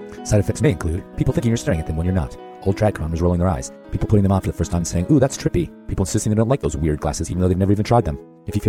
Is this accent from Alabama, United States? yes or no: no; Green Bay, Wisconsin, United States; And I was back in Wisconsin for Christmas, because that's where I'm from. I was born in Green Bay.